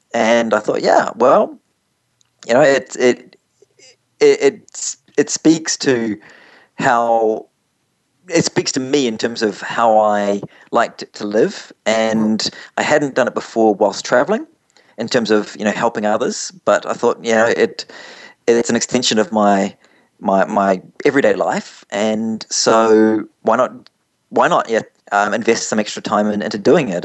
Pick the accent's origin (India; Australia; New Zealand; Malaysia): New Zealand; moved away as an adult; also born or lived in London, England; As you can see from my accent, I'm not from around your parts, and uh, originally from from New Zealand, but but moved up to, to London, England, straight after university.